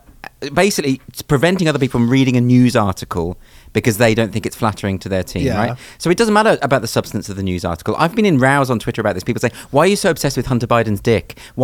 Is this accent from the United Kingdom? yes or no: yes; United Kingdom; the BBC is our state broadcaster.